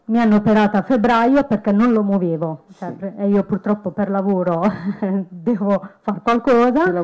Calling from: Montecchio Emilia, Emilia-Romagna, Italy; Allora, io sono un gruppo B, sì. vengo da Montecchio Emilia.

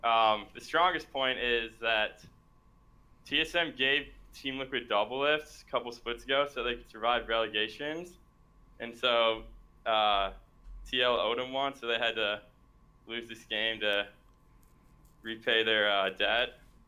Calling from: Chicago, Illinois, United States; I'm from Chicago.

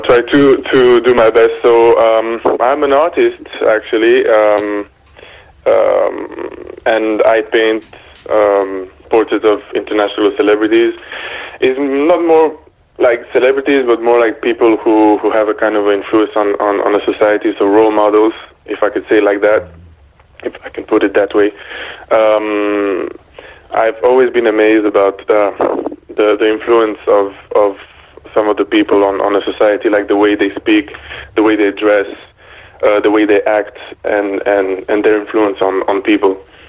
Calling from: Belgium; also born or lived in United Kingdom / Paris, France; I'm calling you from Belgium, actually, and not the UK, but it's okay because I stayed in the UK for some time and in Paris, too. So, yeah, but I'm calling from Belgium right now.

